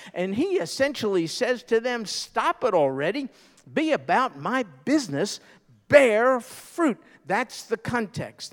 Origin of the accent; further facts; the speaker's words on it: New York, United States; I'm a New Yorker